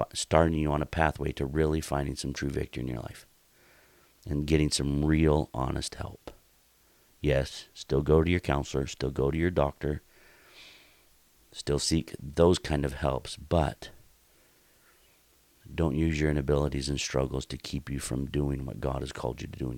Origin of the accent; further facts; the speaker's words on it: Oregon, United States; moved away; the town that I grew up in Oregon